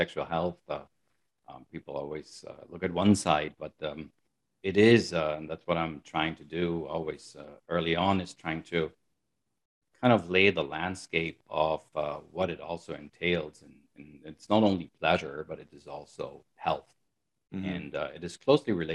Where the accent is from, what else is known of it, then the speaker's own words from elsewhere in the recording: Germany; moved away as an adult; also born or lived in United States; I'm originally from Germany. That's where I pretty much grew up